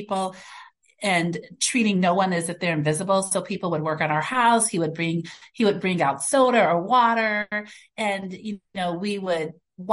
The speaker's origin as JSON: {"language": "English", "town": "Racine", "region": "Wisconsin", "country": "United States", "tie": "born or raised there", "also_born_or_lived": "Chicago, Illinois", "said": "raised in Racine, Wisconsin"}